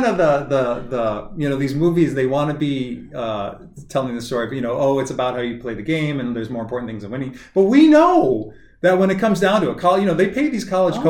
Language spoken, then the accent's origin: English; North Dakota, United States; moved away; I didn't grow up in Texas, but I grew up in North Dakota.